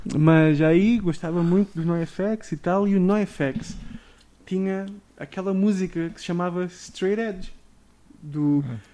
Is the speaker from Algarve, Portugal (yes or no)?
yes; Faro, Algarve, Portugal; moved away as an adult; now in São Paulo, Brazil; a gente era da periferia de Faro, de um uhum. lugar tipo, sei lá, São Caetano, que era Estoi, uhum. que é onde eu cresci. Eu nasci em Faro